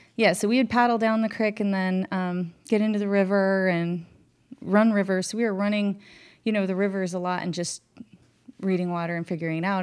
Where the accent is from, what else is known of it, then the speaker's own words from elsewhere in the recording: West Glacier, Montana, United States; we grew up on the Middle Fork and the North Fork of the Flathead up in Northwest Montana